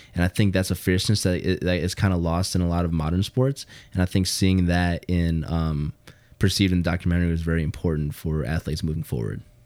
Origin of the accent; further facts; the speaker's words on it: Hammond, Indiana, United States; I grew up in Hammond and, you know, the whole Chicagoland area